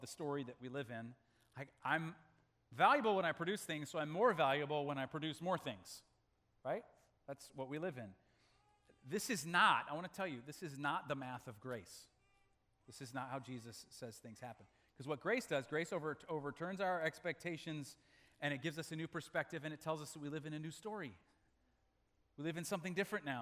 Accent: Malawi; moved away; I was born in Malawi, Africa

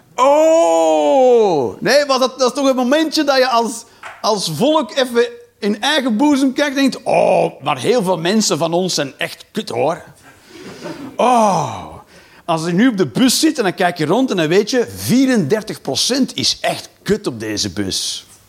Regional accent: Belgium; als Belg

